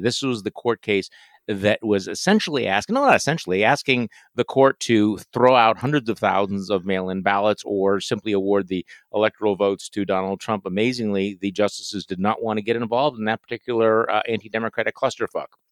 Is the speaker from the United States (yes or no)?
yes; Wisconsin, United States; my home state of Wisconsin